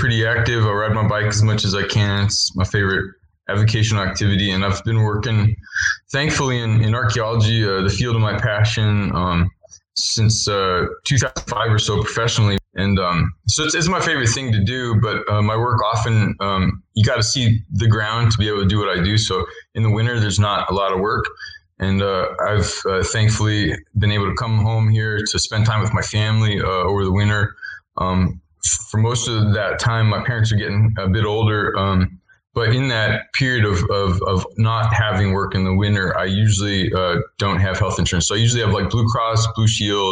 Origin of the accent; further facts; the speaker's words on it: Herington, Kansas, United States; I grew up in Harrington, Kansas here